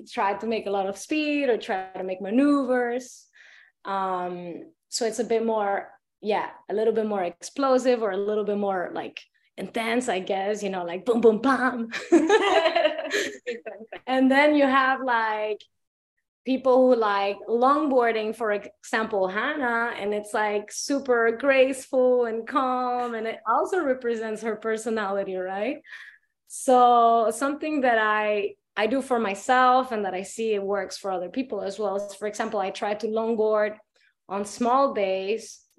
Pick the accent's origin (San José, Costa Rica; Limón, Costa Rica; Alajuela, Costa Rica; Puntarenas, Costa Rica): Puntarenas, Costa Rica; Dominical; Um, was born and raised in Dominical Beach, Costa Rica.